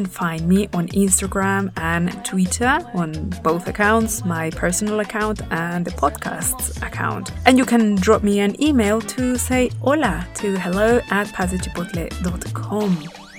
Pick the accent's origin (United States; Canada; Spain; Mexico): Mexico; Puebla; my hometown of Puebla